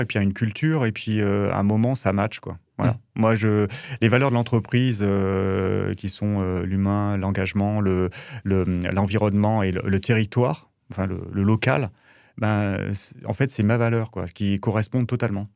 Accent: Drôme, Auvergne-Rhône-Alpes, France; je suis originaire de la Drôme et j'ai toujours travaillé à partir de 14 ans dans l'été

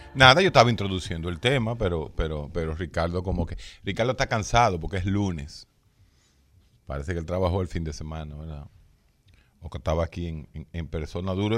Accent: Dominican Republic; somos los dominicanos, todos, absolutamente todos

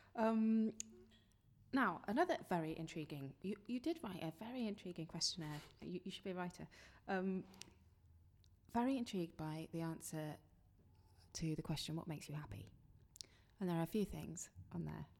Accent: London, United Kingdom; born or raised there; moved away

